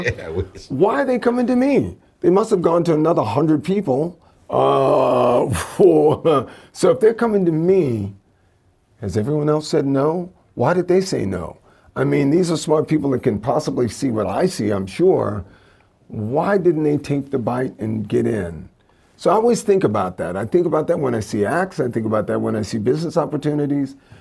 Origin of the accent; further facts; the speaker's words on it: Louisiana, United States; growing up in Louisiana